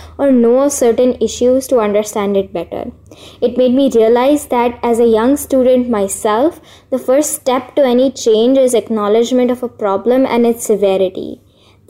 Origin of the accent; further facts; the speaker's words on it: India; I'm from India